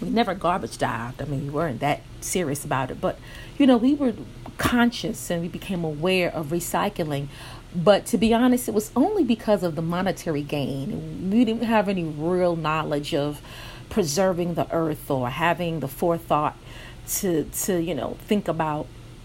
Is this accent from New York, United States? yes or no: yes; New York City, New York, United States; I grew up in New York City, Brooklyn, New York to be exact